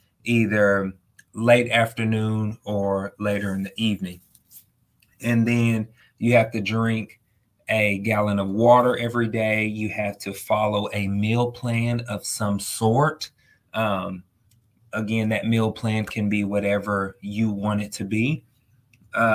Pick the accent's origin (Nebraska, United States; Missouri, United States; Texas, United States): Texas, United States; I'm from Texas. We love our barbecue.